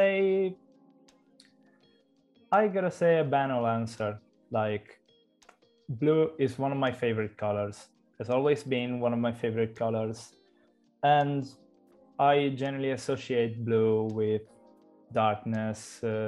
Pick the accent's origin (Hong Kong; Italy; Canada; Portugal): Italy; Cagliari, Sardinia; I am 26 years old. I'm from Cagliari, a town in Italy.